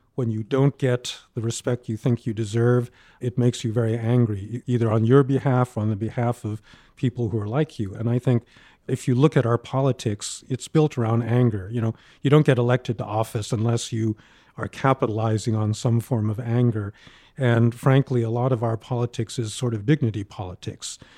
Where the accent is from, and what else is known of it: New York, United States; born or raised there